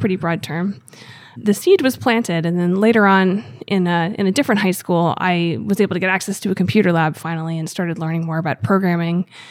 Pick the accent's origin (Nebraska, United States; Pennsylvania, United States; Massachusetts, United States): Pennsylvania, United States; Gettysburg; I grew up in Gettysburg, Pennsylvania.